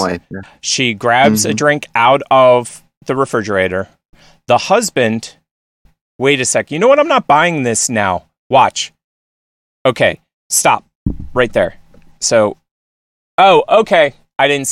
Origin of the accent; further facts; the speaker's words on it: Westchester, New York, United States; moved away; also born or lived in Nashville / Philadelphia; I grew up in Westchester